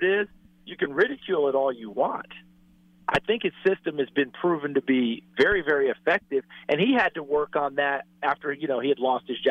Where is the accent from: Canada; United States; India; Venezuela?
United States; New York; Because I grew up in New York State, guys.